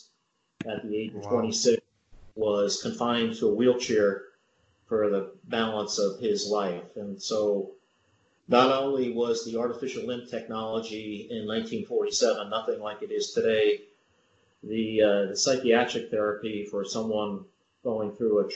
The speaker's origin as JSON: {"language": "English", "region": "New Jersey", "country": "United States", "tie": "born or raised there", "said": "I grew up in New Jersey, first one in the family to go to college"}